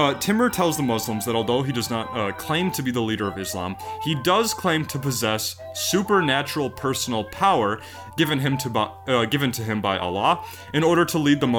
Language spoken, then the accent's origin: English; United States; I'm an American.